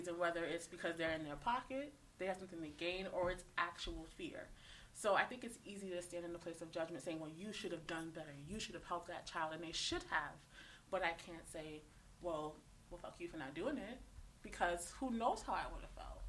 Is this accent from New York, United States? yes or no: yes; New York City, New York, United States; I'm from the South Bronx